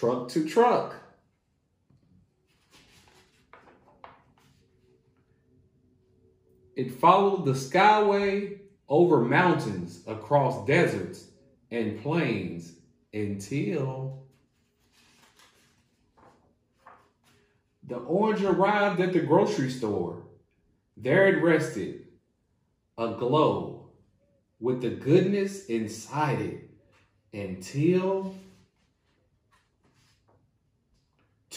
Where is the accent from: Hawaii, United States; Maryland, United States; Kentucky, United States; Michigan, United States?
Kentucky, United States; Hopkinsville; now in Lexington, United States; I am located here in Lexington, Kentucky, and I am originally from Hopkinsville, Kentucky, which is the western part of Kentucky